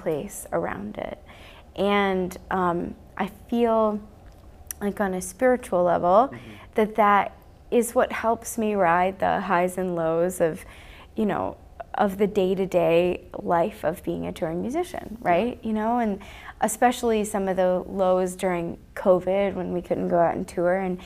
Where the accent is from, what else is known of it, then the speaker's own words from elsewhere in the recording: Telluride, Colorado, United States; my hometown in Telluride